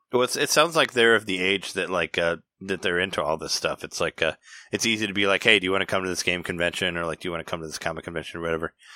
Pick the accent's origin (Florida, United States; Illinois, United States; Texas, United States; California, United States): Illinois, United States; Peoria; I'm from Peoria